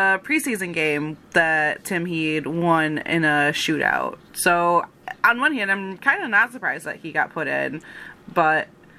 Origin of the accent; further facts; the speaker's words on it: Kalamazoo, Michigan, United States; my hometown team, the Kalamazoo Wings of the ECHL